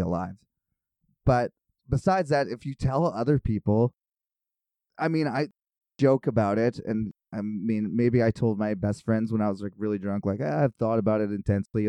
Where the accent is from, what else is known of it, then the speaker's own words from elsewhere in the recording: Kelowna, British Columbia, Canada; I'm from Kelowna.